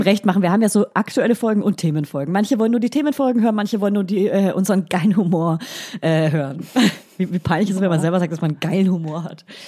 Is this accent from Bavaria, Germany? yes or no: yes; Franconia, Bavaria, Germany; accent: Franconian; Ich spreche ja fränkisch